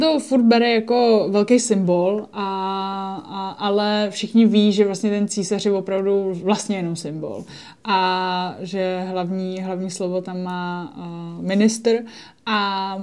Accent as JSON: {"language": "Czech", "country": "Czechia", "also_born_or_lived": "Japan", "said": "my jako Češi"}